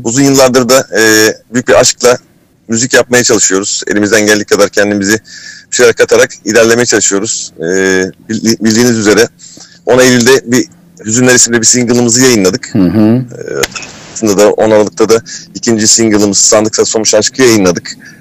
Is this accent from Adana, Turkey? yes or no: no; Kırklareli, Turkey; Kırklareli'yim. Öncelikle Kırklareli'de doğdum.